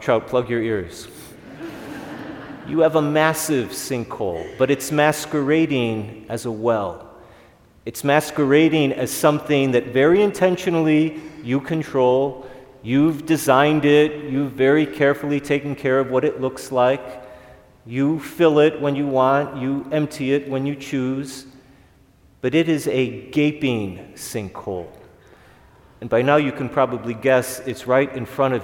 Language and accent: English; Chicago, Illinois, United States; growing up in Chicago